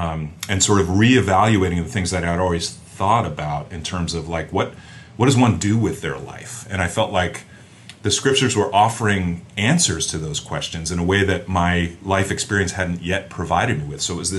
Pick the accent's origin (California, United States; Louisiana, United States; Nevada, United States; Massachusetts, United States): Massachusetts, United States; just outside of Boston; I grew up in the Northeast, just outside of Boston, in what was probably a very common sort of Irish Catholic experience growing up. And by the time I was, I'm the fourth of five kids